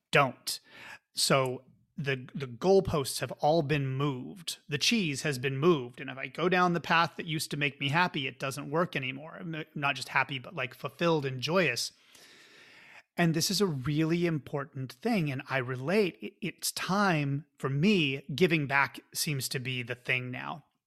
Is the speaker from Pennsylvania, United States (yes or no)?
no; Oklahoma, United States; now in California, United States; I'm from Oklahoma